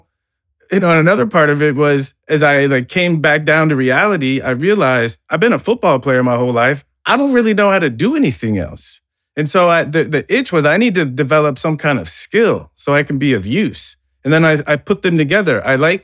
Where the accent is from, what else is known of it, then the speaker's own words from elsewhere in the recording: United States; growing up in America